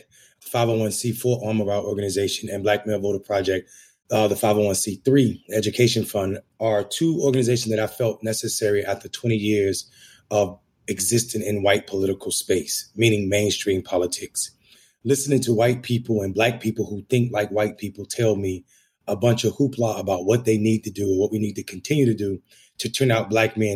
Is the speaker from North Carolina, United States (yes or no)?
yes; Enfield, North Carolina, United States; moved away as an adult; now in Washington, D.C., United States; I'm a country boy from North Carolina, small town called Enfield in the northeastern part of the state